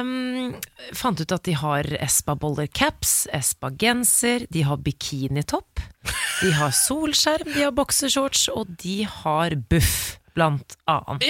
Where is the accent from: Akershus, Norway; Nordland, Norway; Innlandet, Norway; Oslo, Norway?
Oslo, Norway; Der hvor jeg vokste opp i Oscars gate